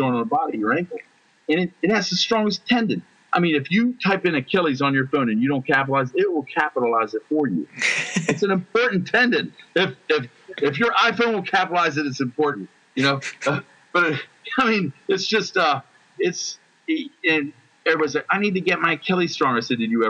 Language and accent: English; United States; I'm an American